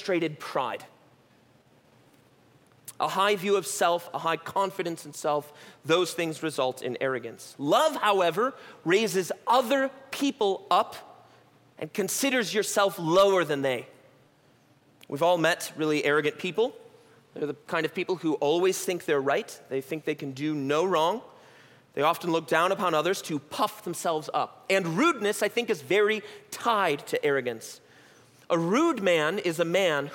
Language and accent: English; United States; as American Christians